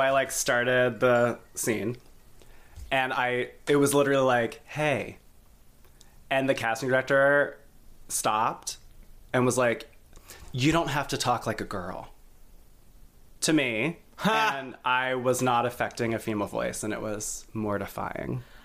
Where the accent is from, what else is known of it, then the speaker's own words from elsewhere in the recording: South Carolina, United States; now in New York, United States; I grew up in South Carolina.